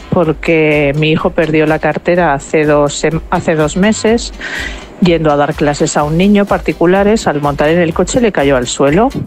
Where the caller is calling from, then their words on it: Valencia, Valencian Community, Spain; de Valencia.